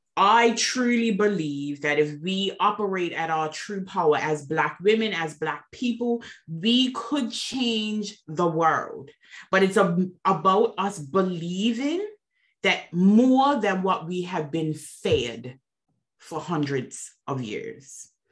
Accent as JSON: {"language": "English", "country": "Bermuda", "moved": "yes", "said": "I am originally from Bermuda, so I am an island girl"}